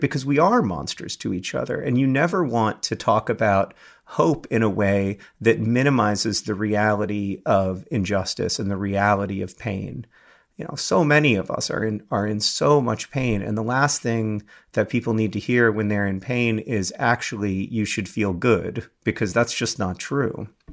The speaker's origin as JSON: {"language": "English", "country": "United States"}